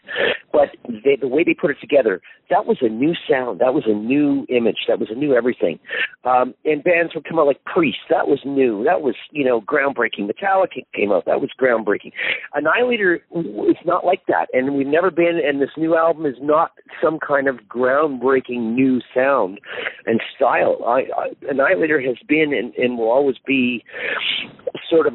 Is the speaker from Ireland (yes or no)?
no; Canada; moved away as an adult; now in United Kingdom; I am a Canadian who lived in Canada his whole life